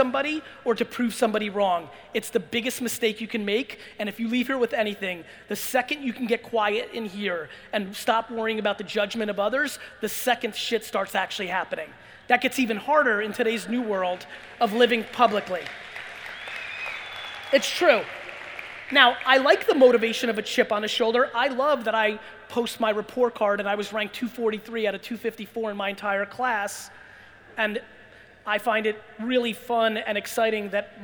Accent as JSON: {"language": "English", "country": "Belarus", "tie": "born or raised there", "also_born_or_lived": "Jersey", "moved": "yes", "said": "I was born in Belarus and former Soviet Union"}